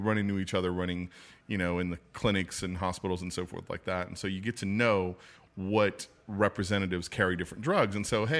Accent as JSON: {"language": "English", "town": "Chauvin", "region": "Louisiana", "country": "United States", "said": "Yeah, well, I'm not from New Orleans. I'm from a little small town south of Houma."}